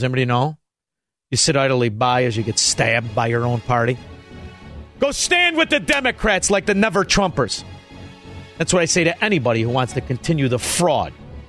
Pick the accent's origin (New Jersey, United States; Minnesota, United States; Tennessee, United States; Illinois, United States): Illinois, United States; Chicago; After all, we're from Chicago. We know the game.